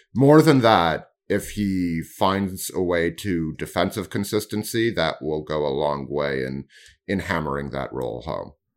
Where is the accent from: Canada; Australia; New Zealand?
Canada